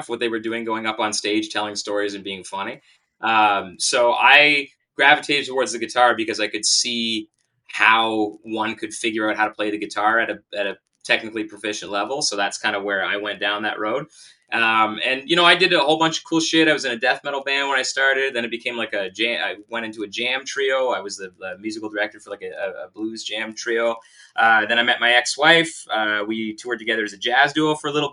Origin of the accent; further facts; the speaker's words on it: Kingston, Ontario, Canada; I grew up in Kingston